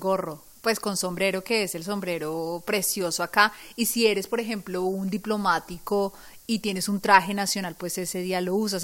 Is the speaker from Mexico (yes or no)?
no; Colombia; now in London, United Kingdom; Tuve el privilegio de volver a mi tierra, ese país tan hermoso, tan lindo, tan especial.